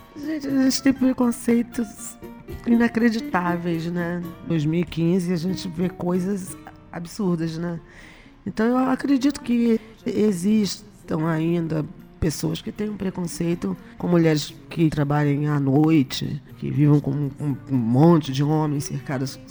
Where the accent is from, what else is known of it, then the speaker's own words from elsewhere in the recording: Rio de Janeiro, Brazil; nascida e criada na Vila da Penha